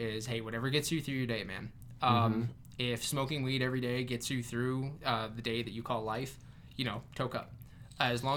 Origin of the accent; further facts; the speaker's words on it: Arizona, United States; also born or lived in Riverside, California; I was raised by my dad out here in Arizona by my teen years